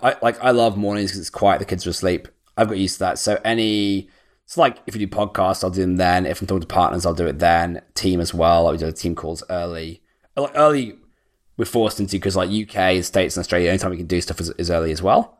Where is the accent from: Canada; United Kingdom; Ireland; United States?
United Kingdom; moved away as an adult; I'm actually British, yeah? So, like, I live as far as possible as, like, away from my hometown as I could do on the other side of the world